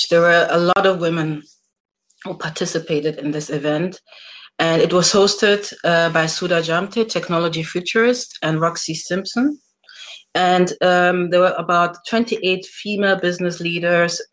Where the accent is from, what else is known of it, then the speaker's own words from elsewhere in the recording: Nigeria; moved away; I'm originally also from Nigeria.